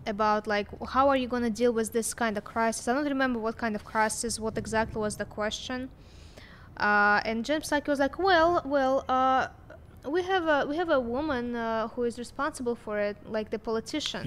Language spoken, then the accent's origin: English; Russia; English is a second language; now in United States; I came from Russia